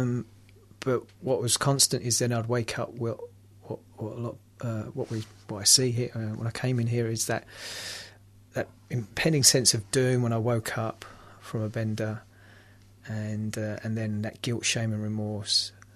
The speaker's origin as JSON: {"language": "English", "region": "London", "country": "United Kingdom", "said": "I'm from London"}